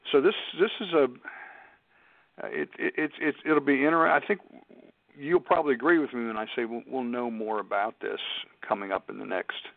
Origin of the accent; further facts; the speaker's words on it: Pittsburgh, Pennsylvania, United States; That's that's my hometown, yeah.